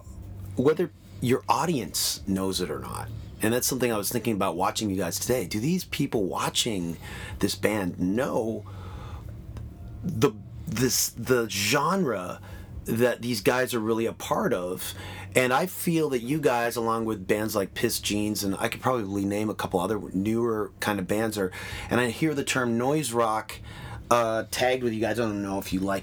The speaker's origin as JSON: {"language": "English", "town": "Toronto", "region": "Ontario", "country": "Canada", "tie": "born or raised there", "said": "being growing up in Toronto, being part of the scene"}